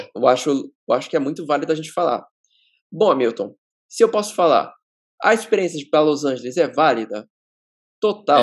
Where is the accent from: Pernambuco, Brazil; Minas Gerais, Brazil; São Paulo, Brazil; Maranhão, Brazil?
São Paulo, Brazil; ABC Paulista; A gente é do ABC paulista, no ABC paulista a cultura do skate ainda é forte